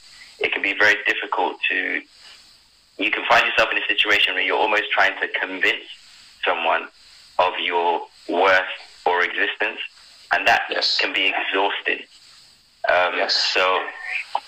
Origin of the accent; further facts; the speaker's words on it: Sierra Leone; now in United Kingdom; when I first moved to UK, because I was born in Sierra Leone